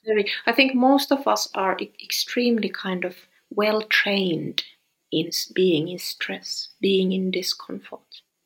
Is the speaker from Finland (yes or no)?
yes; Finland; I'm from Finland